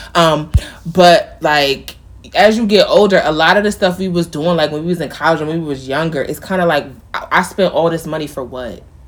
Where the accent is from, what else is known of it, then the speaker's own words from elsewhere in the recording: near Mount Vernon, New York, United States; Mount Vernon, which is not far from where I grew up